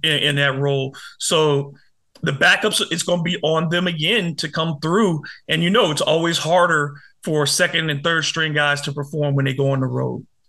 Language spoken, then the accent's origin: English; Detroit, Michigan, United States; moved away; my hometown Detroit